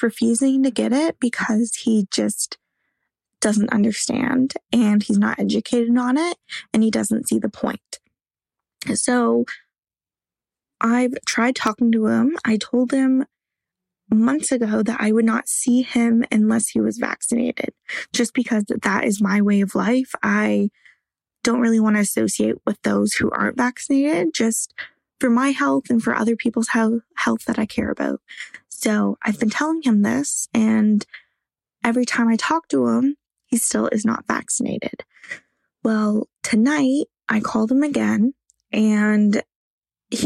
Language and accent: English; Canada; I am from Canada